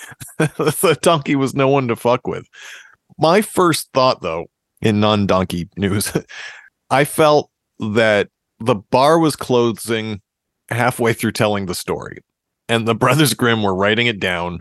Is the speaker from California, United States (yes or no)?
no; Massachusetts, United States; We are from Massachusetts, which is the home of hardcore